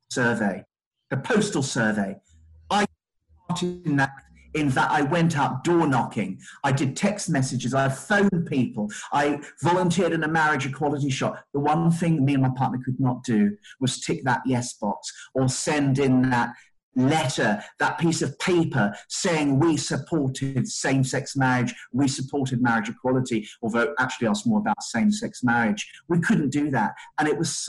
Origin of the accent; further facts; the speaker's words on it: United Kingdom; moved away as an adult; now in Sydney, Australia; I'm British, we're now both Australian